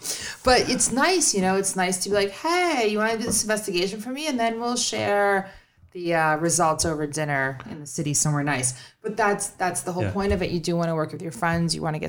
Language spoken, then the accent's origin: English; New York, United States; I'm a New Yorker. Okay. I don't know what else to say.